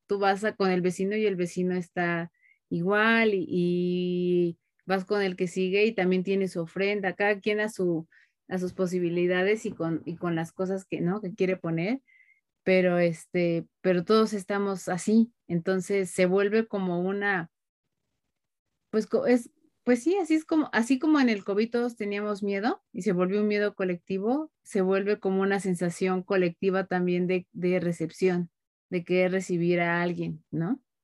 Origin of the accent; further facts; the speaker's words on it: Mexico; yo lo hablo como mexicanos